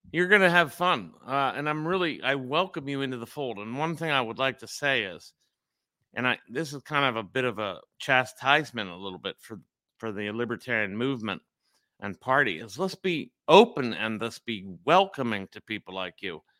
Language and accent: English; Pittsburgh, Pennsylvania, United States; I'm in Pittsburgh. This is my hometown where I grew up